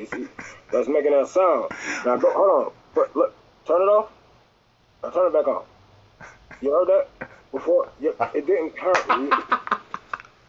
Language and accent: English; Detroit, Michigan, United States; I'm from Detroit